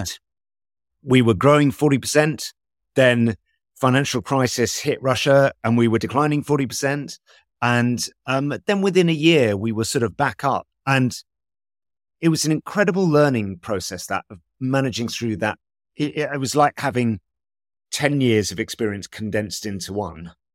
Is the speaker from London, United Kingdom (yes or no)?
yes; London, United Kingdom; I grew up in London, in, in West London